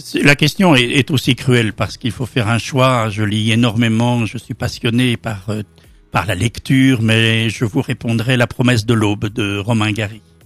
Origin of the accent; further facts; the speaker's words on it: France; now in Belgium; je suis français, mais que j'habite en Belgique depuis longtemps